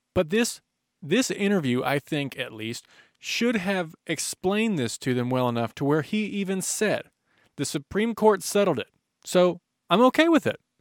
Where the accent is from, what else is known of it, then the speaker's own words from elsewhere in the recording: United States; as an American